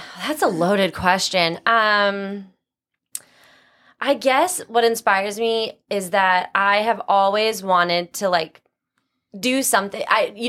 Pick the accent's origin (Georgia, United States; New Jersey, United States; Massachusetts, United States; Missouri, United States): Massachusetts, United States; North Attleboro; I am from Massachusetts. Mm-hmm. I grew up in North Attleboro, which is south of the city.